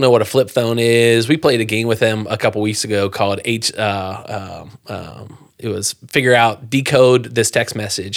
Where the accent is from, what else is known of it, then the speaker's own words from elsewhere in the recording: Pennsylvania, United States; moved away as an adult; also born or lived in Moose Jaw, Saskatchewan, Canada; I grew up in Pennsylvania